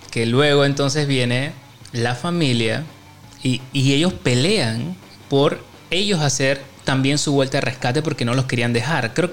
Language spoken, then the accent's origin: Spanish; Chepo, Panama; O sea, no es de Panamá, sino es de. O sea, nosotros somos de Chepo y, el man llegó de la ciudad.